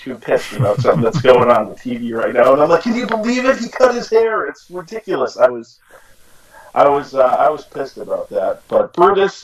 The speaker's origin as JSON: {"language": "English", "town": "Boston", "region": "Massachusetts", "country": "United States", "moved": "yes", "said": "I'm from Boston area originally"}